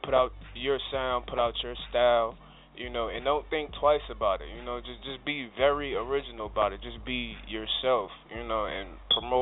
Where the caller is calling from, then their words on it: New Jersey, United States; I'm calling from Jersey.